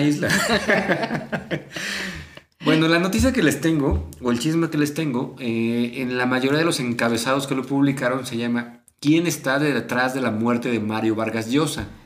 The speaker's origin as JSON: {"language": "Spanish", "country": "Mexico", "said": "a nosotros al menos como mexicanos"}